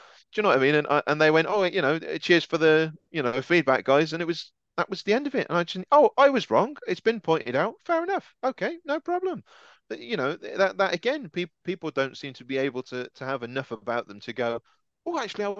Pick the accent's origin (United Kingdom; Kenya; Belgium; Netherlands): United Kingdom; I'm a Brit